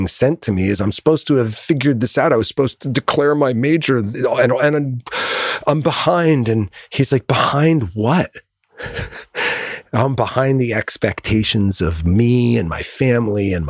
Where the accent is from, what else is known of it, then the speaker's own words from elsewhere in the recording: Connecticut, United States; now in Southern California, United States; I grew up in Connecticut